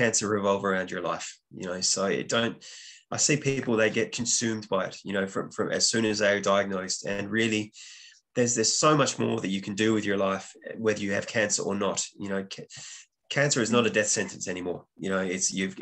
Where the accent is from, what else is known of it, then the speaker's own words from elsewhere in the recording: Western Australia, Australia; moved away as an adult; also born or lived in Dublin, Ireland; I'm originally from Western Australia, but I was living in Ireland at the time